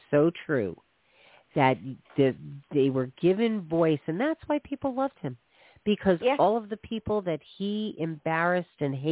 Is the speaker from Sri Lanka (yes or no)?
no; East Coast, United States; I grew up on the East Coast, and it's not like racism isn't all around the country